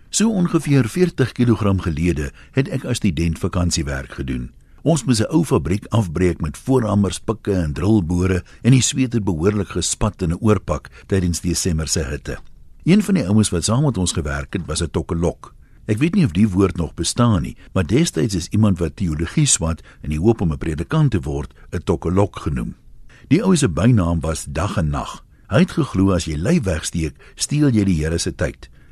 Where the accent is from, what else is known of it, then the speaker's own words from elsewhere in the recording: South Africa; As 'n Suid-Afrikaner